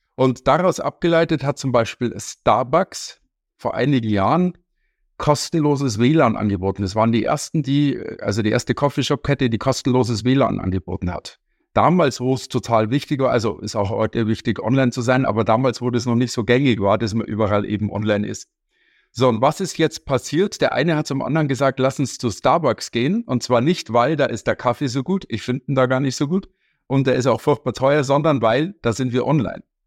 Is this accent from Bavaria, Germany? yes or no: yes; Munich, Bavaria, Germany; Ich komme aus München